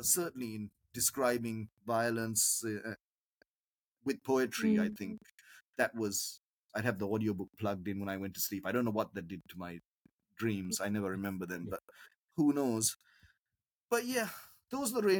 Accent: Sri Lanka; as a Sri Lankan writer

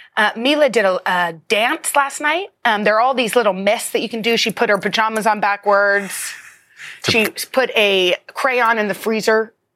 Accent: Texas, United States; I grew up in Texas.

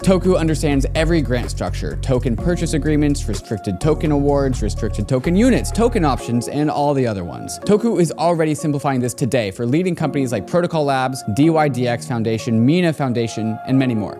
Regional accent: United States; growing up in the United States

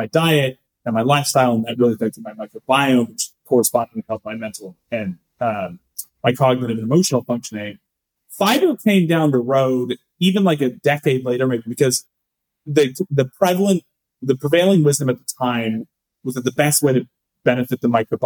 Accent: Northern California, United States; also born or lived in San Francisco; I was born in San Francisco. I grew up in Northern California

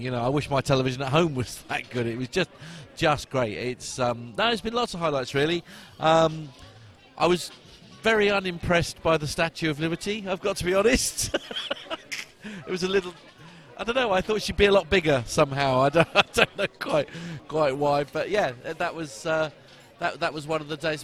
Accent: England, United Kingdom; as an Englishman in New York

